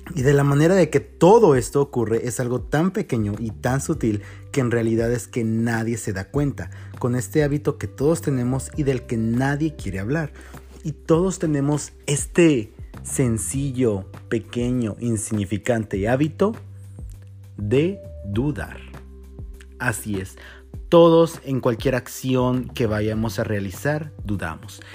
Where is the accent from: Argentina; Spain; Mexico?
Mexico; como mexicanos